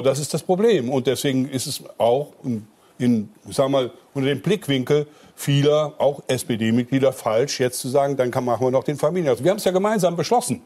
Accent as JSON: {"language": "German", "town": "Koblenz", "region": "Rhineland-Palatinate", "country": "Germany", "tie": "born or raised there", "said": "in meiner Heimatstadt"}